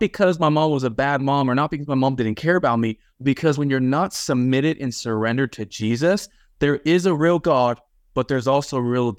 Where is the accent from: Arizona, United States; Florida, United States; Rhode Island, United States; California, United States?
California, United States; Los Angeles; I was actually born in Los Angeles, like in the actual city of LA. And that's where I grew up at.